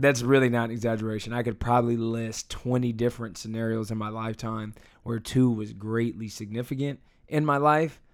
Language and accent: English; United States; I was born here. I'm an American. This is my home